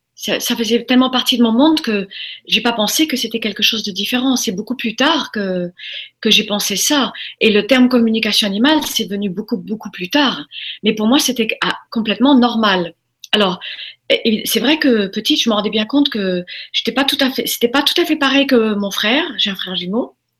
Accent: Formentera, Balearic Islands, Spain; also born or lived in United States; je, suis élevée dans à Formentera à partir de l'âge de 4 ans. On a quitté les États-Unis, on est venu euh, en Europe

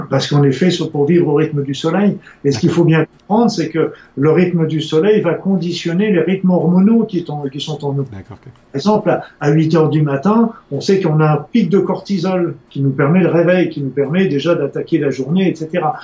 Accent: Spain; Tant en tant qu'Espagnol, c'est encore plus tard.

